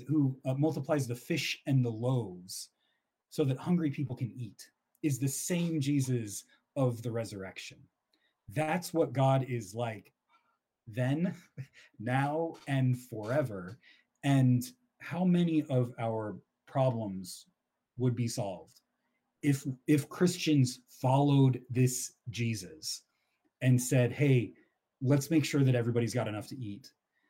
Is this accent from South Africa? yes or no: yes; South Africa; I'm from South Africa. We know racism here.